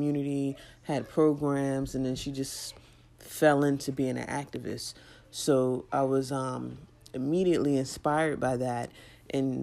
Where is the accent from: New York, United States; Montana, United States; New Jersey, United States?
New York, United States; New York City; I'm from Brooklyn. I was in Brooklyn doing the work on the ground in the community.